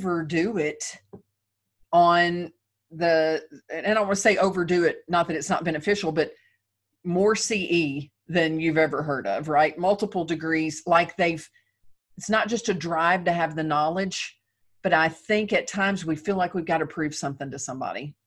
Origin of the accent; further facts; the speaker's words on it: the South, United States; I'm from the South